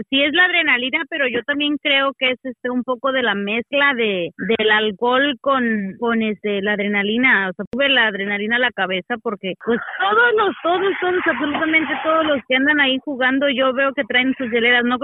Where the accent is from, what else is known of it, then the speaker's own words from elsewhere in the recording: Mexico; Así que los mexicanos tenemos fama